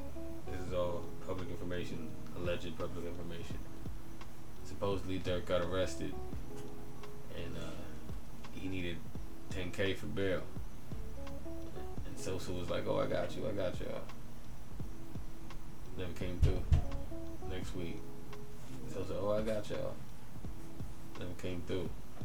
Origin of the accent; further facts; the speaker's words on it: Chicago, Illinois, United States; Especially growing up in Chicago, I get that in my eyes.